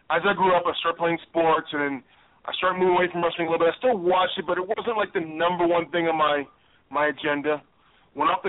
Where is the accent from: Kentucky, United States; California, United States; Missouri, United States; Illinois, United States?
Illinois, United States; Chicago; choose where you're from, and that's I, I I'm not I wasn't lucky enough to be born in Chicago, but I'm from Chicago.